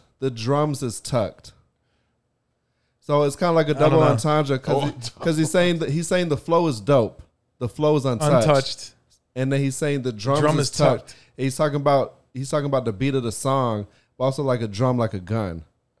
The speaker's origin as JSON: {"language": "English", "region": "Virginia", "country": "United States", "moved": "yes", "lives_now": "Miami, United States", "said": "Because I'm from the same part of Virginia as he is."}